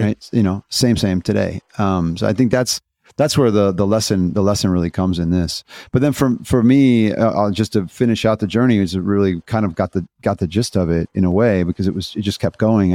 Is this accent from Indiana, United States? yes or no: yes; Indiana, United States; I'm a skateboarder from Indiana